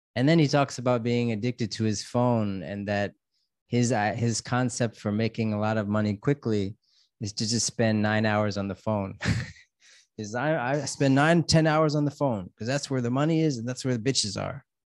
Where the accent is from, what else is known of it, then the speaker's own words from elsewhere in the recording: United States; now in Thailand; I'm an American living in Thailand